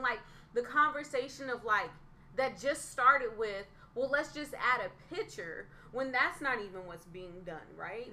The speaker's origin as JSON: {"language": "English", "region": "Northern California", "country": "United States", "said": "being from Northern California"}